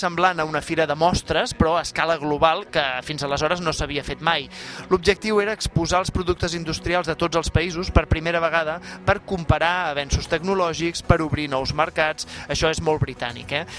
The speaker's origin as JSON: {"language": "Catalan", "region": "Catalonia", "country": "Spain", "said": "com som els catalans"}